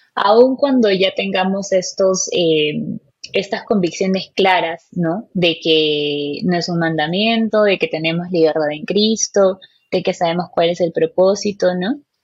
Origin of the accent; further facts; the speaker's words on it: Peru; soy peruana, tengo 26 años